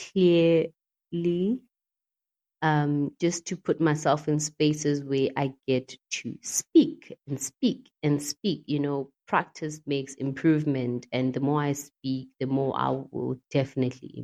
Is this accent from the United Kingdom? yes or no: no; Mpumalanga, South Africa; moved away as an adult; also born or lived in Cape Town; I moved away from Cape Town and came back home in MP, Mpumalanga